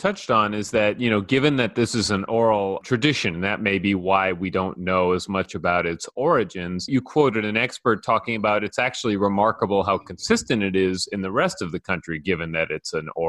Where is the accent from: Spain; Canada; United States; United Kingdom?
United States; New York; moved away; I grew up in New York